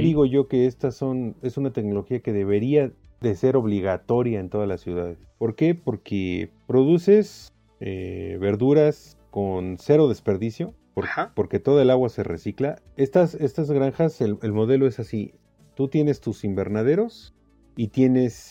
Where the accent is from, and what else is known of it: Mexico